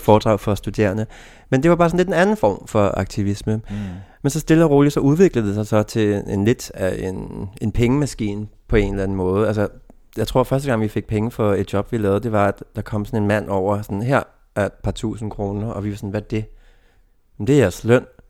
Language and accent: Danish; Denmark; moved away; min egen provins, hvor jeg kommer fra